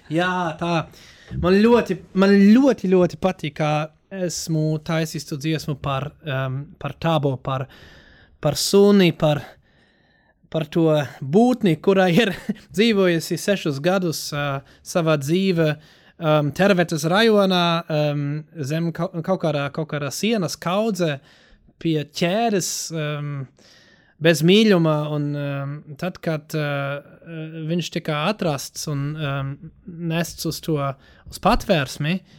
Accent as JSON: {"language": "Latvian", "area": "Ruhr area", "region": "North Rhine-Westphalia", "country": "Germany", "second_language": "Latvian", "moved": "yes", "lives_now": "Latvia", "said": "īstenībā ne, ne, ne vācietis kā tāds, bet man liekas, esmu diezgan no savā rajončika, e, e, Rūra apgabals"}